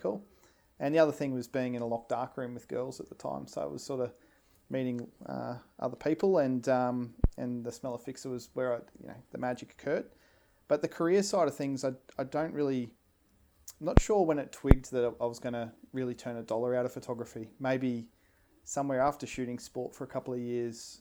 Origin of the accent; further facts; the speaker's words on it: Brisbane, Queensland, Australia; growing up as an Australian lad in Brisbane